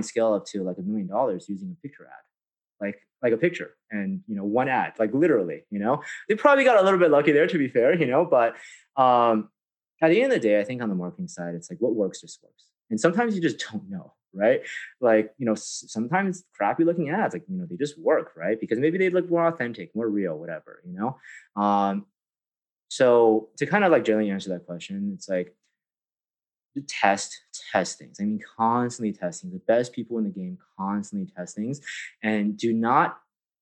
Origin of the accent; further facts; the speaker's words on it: San Francisco, California, United States; I grew up in San Francisco